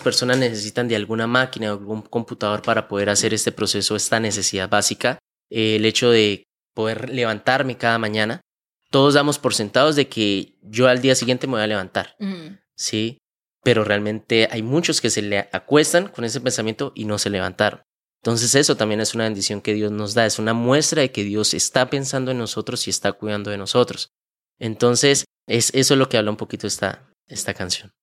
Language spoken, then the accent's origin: Spanish; Bucaramanga, Santander, Colombia; also born or lived in Málaga, Santander; yo nací en la ciudad, en el pueblo de Málaga, Santander. Es un pueblo cerca aquí de Bucaramanga. Desde muy pequeño, más o menos desde los 3, 4 años de edad, eh, mis padres nos vinimos a vivir aquí a Bucaramanga